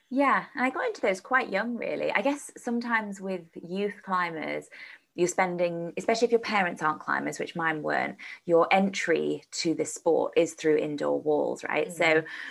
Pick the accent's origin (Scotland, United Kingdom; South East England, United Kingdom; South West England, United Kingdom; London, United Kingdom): London, United Kingdom; around; moved away as an adult; also born or lived in Sheffield; I moved to Sheffield to go to university because I grew up around London